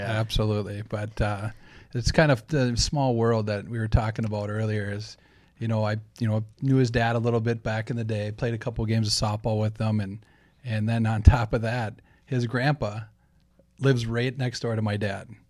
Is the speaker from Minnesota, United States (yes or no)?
yes; Saint Paul, Minnesota, United States; born and bred on the Saint Paul's East Side